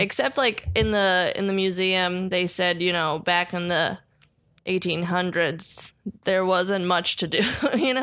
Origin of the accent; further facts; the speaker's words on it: New Jersey, United States; I'm from New Jersey